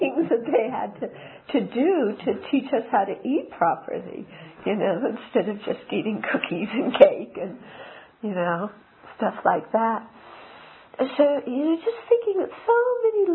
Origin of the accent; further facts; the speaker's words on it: Southern California, United States; I grew up in Southern California